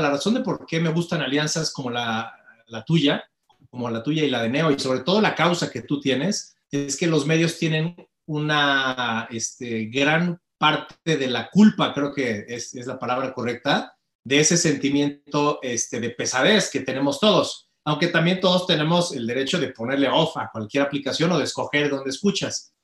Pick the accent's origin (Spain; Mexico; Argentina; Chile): Mexico; tenemos como mexicanos